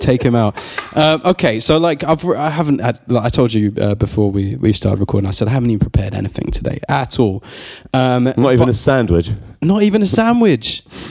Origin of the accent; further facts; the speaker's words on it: England, United Kingdom; that we as English people are so undereducated.